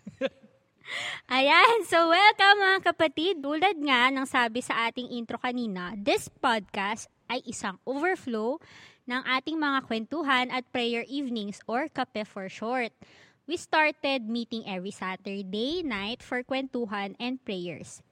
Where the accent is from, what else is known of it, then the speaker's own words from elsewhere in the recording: Philippines; bilang Pilipino